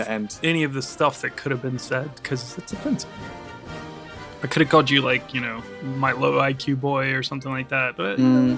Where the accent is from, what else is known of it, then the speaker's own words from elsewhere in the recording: United States; I'm American. I'm a real American.